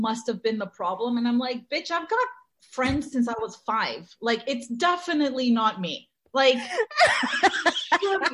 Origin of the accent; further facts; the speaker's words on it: Mexico City, Mexico; moved away; we grew up in Mexico, and we weren't growing up in Mexico in like the nicest times Mexico City has ever seen